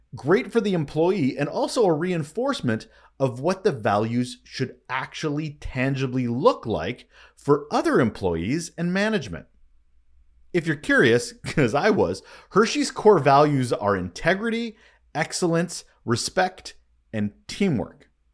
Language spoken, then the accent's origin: English; Canada; I am Canadian